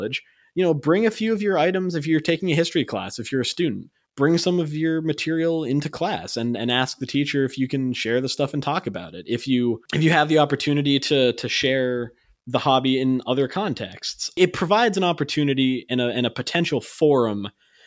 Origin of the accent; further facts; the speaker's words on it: United States; as an American